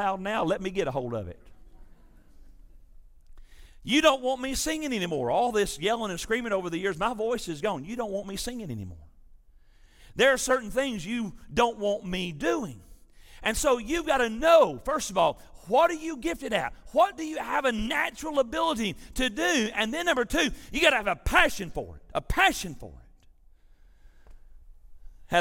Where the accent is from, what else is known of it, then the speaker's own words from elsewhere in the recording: West Tennessee, United States; I was raised in West Tennessee